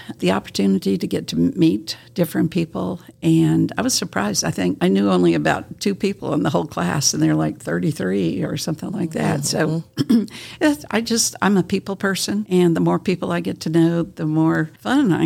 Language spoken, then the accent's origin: English; South Carolina, United States; moved away as an adult; also born or lived in California; now in Kingsport, United States; I'm a Southern girl. I grew up in South Carolina